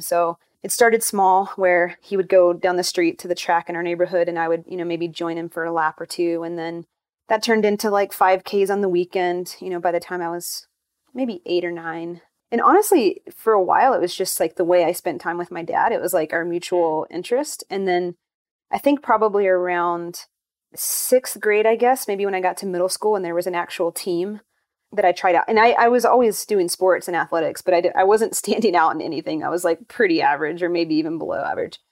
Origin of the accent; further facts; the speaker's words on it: North Carolina, United States; I grew up in North Carolina